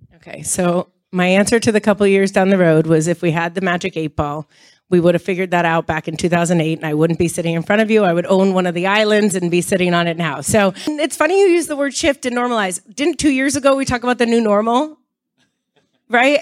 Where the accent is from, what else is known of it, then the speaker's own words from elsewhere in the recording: Miami, Florida, United States; I grew up in Miami